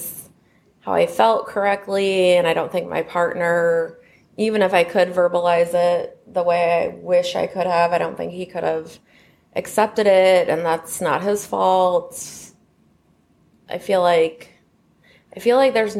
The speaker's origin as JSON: {"language": "English", "region": "Missouri", "country": "United States", "tie": "born or raised there", "said": "growing up in Missouri"}